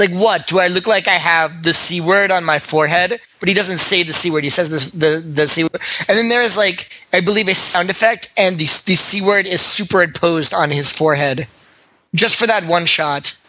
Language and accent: English; Hartford, Connecticut, United States; I grew up in Hartford, Connecticut